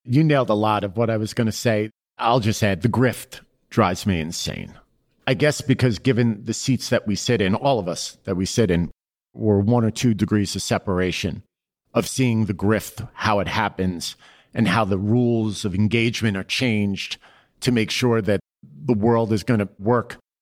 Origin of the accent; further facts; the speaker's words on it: New York City, New York, United States; growing up in Queens, working on Wall Street was what I wanted